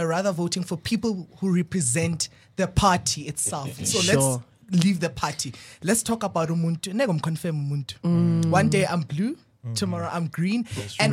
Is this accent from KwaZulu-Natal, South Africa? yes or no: no; Balfour, Mpumalanga, South Africa; also born or lived in Free State; I'm from Mpumalanga, but I was born in Free State, so grew up full-time in Mpumalanga.